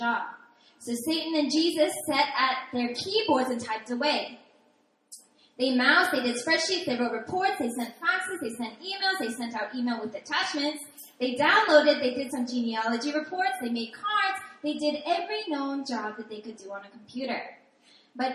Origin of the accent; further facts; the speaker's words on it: Seattle, Washington, United States; also born or lived in New York City; I'm originally from Seattle, Washington